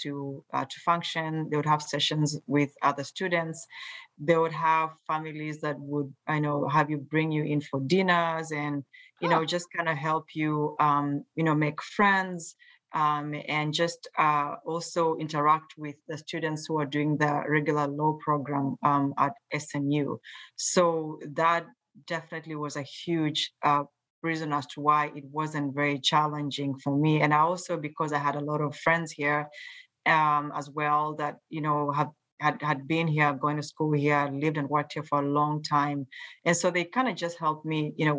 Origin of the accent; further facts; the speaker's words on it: Mombasa, Mombasa County, Kenya; moved away as an adult; now in United States; growing up in Mombasa, Kenya